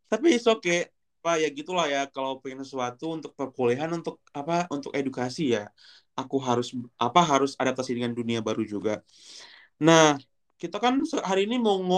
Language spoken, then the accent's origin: Indonesian; Aceh, Indonesia; moved away as an adult; karena dari kecil di Aceh I mean di Indonesia ya